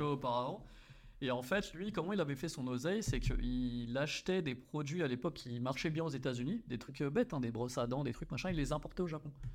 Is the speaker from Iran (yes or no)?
no; France; moved away as an adult; also born or lived in Australia / Hong Kong; on est français